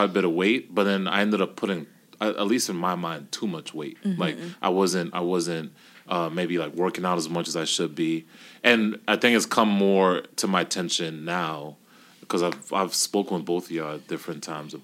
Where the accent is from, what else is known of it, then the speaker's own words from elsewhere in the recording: Kenya; I'm Kenyan